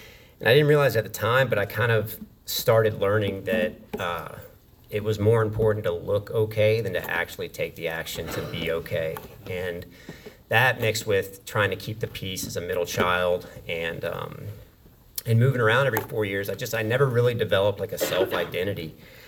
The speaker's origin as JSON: {"language": "English", "town": "Wilmington", "region": "North Carolina", "country": "United States", "tie": "born or raised there", "also_born_or_lived": "Memphis, Tennessee / Texarkana, Texas / Maine", "said": "So I was born in Memphis, Tennessee, and 4 years after that, I moved to Texarkana, Texas. 4 years after that, I moved to this little town in Maine. And about 4 years after that, I moved to Wilmington, North Carolina. So for all intents and purposes, I consider Wilmington home."}